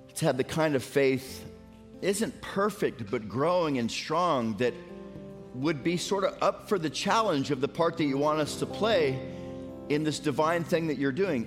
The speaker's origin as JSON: {"language": "English", "region": "Florida", "country": "United States", "tie": "born or raised there", "moved": "yes", "lives_now": "Tennessee, United States", "said": "I grew up in Florida"}